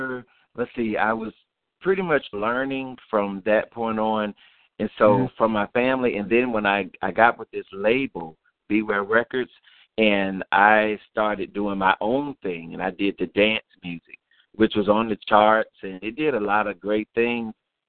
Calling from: Atlanta, Georgia, United States; Calling from Atlanta

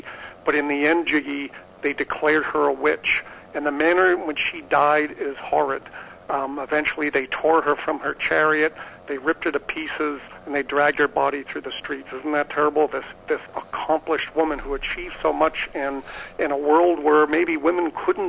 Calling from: San Diego, California, United States; I'm calling from Boston, and I'll be back soon to San Diego.

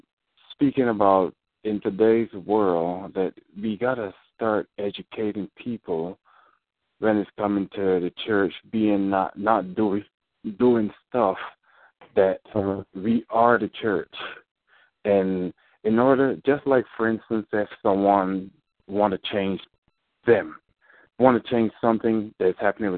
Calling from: Chicago, Illinois, United States; I'm calling from Chicago.

